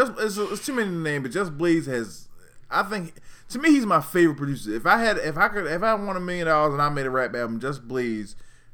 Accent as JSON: {"language": "English", "town": "Baltimore", "region": "Maryland", "country": "United States", "also_born_or_lived": "Hampton, Virginia", "said": "I used to live in Hampton, Virginia, and guess what? I'm from Baltimore"}